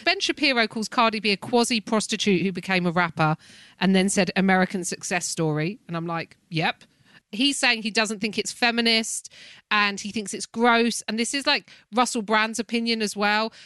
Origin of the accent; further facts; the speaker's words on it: United Kingdom; as a British person